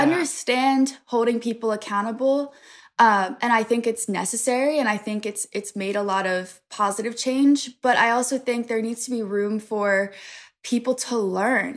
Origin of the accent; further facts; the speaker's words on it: Pennsylvania, United States; I'm from a really small town in Pennsylvania